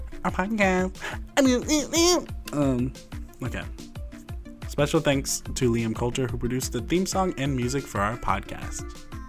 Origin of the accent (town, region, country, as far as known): Indiana, United States; born or raised there